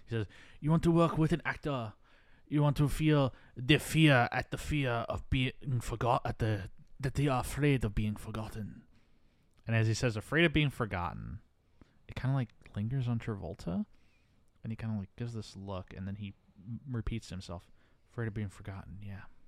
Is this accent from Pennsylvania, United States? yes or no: yes; Philadelphia, Pennsylvania, United States; as a Philadelphian